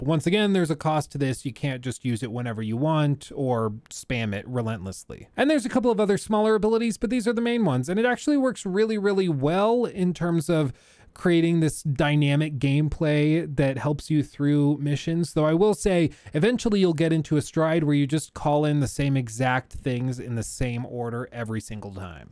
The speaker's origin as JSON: {"language": "English", "area": "the South", "region": "Texas", "country": "United States", "tie": "born or raised there", "moved": "yes", "said": "I grew up in the South. I spent like half of my childhood in Texas"}